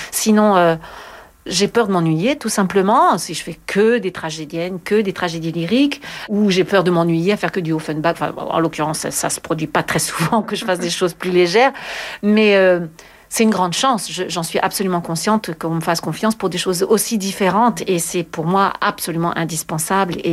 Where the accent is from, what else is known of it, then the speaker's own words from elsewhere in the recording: France; Je trouve que c'est tellement indispensable en tant que française quand je chante ce genre de répertoire.